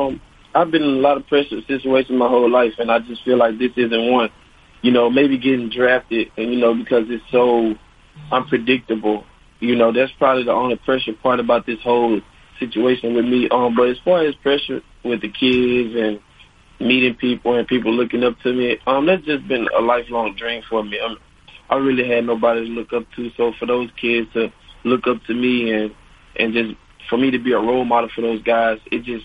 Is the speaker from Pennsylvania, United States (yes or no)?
no; Monroe, Louisiana, United States; I'm from Monroe, Louisiana, actually.